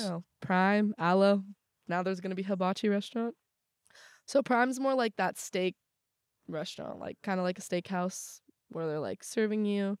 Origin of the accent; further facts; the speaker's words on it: Southern California, United States; moved away as an adult; also born or lived in Morgantown; I'm from Southern California.